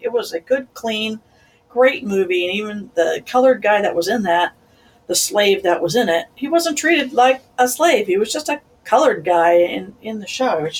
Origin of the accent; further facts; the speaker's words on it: Missouri, United States; Well, yeah, the Southern... don't get me started with the Southern talk, but I love that, all that Southern charm and the Southern.